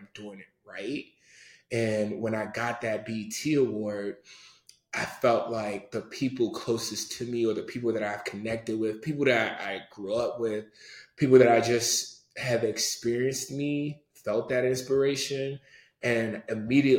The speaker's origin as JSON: {"language": "English", "area": "Prince George's County", "region": "Maryland", "country": "United States", "said": "Being from a Nigerian from PG County"}